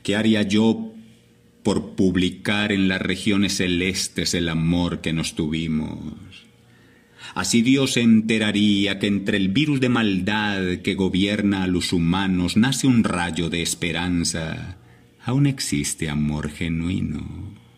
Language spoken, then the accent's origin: Spanish; La Virginia, Risaralda, Colombia; now in Medellín, Colombia; Nací en la Virginia Rizaralda, en un hogar muy humilde, Jaime Humberto y María Rosalba, mis padres, del campo